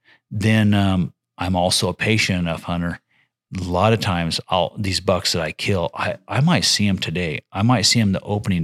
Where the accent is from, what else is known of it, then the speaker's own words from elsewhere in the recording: Challis, Idaho, United States; I've lived here for 20 some years but I'm in Challis now. Mm-hmm. I'm from Challis in Mackey country.